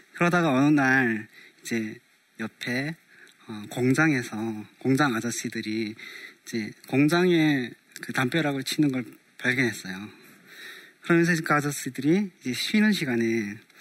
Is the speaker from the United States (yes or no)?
no; North Korea; now in South Korea; 북조선에서 왔다는